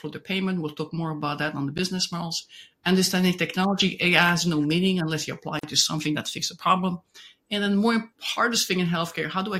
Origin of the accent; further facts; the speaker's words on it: Belgium; moved away; I'm originally from Belgium